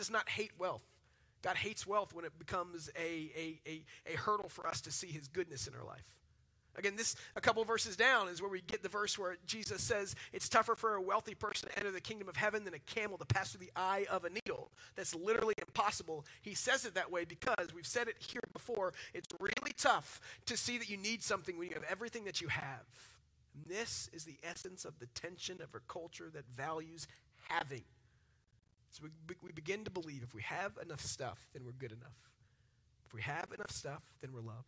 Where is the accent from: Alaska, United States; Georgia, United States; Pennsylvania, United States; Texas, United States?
Texas, United States; Dallas; I'm from Dallas